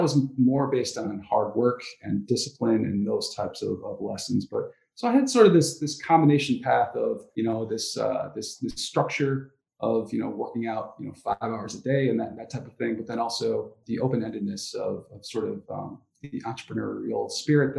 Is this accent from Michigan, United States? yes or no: yes; Ann Arbor, Michigan, United States; I grew up in Ann Arbor, so I'm still here